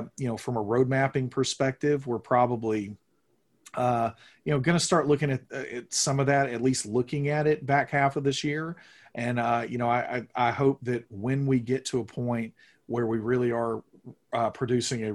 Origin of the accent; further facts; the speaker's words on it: the Bible Belt, United States; I grew up here in the Bible Belt